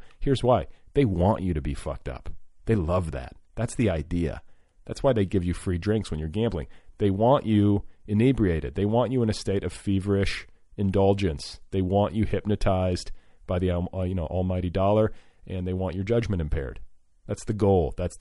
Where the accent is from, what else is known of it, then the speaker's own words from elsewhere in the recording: Midwest, United States; I grew up in the Middle West